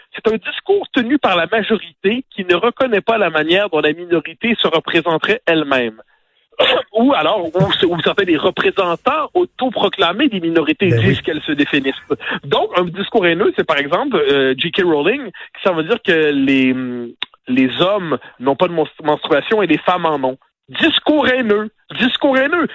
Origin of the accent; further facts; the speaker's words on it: Quebec, Canada; en tant que Québécois francophone